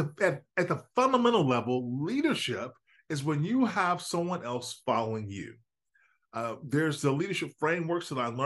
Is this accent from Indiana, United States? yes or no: yes; Chicago area, Northwest Indiana, United States; I'm just a kid from the Midwest. I'm from Northwest Indiana, Chicago area